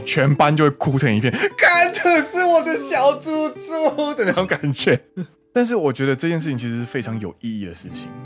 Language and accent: Chinese; Kaohsiung, Taiwan; now in Japan; 身为高雄人